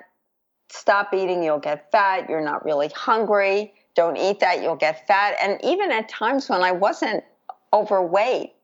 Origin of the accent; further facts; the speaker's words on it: New York City, New York, United States; I grew up in New York City